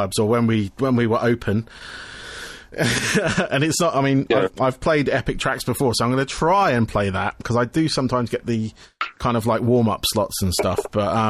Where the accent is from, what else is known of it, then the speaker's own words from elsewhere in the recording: Camberley, South East England, United Kingdom; I'm south of London by about 30 miles. I'm in a town called Camberley